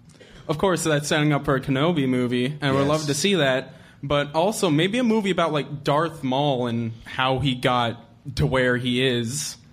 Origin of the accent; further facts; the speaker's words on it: Akron, Ohio, United States; from Akron.